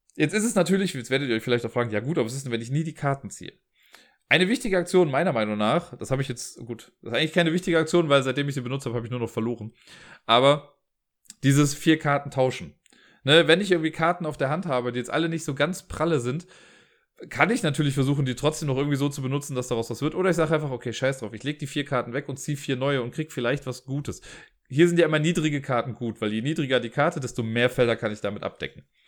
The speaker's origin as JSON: {"language": "German", "town": "Cologne", "region": "North Rhine-Westphalia", "country": "Germany", "accent": "Kölsch", "said": "mit meinem Kölschen Akzent"}